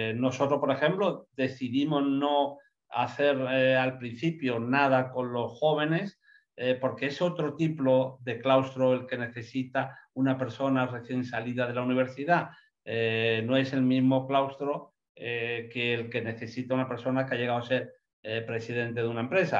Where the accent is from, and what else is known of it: Andalusia, Spain